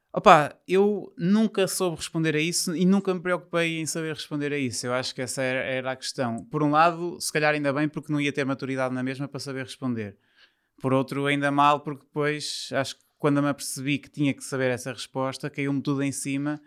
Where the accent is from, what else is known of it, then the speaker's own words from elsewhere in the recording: São João da Madeira, Aveiro District, Portugal; also born or lived in Porto; eu sou de São João da Madeira, que é perto do Porto, mas os meus pais deixaram-me viver para o Porto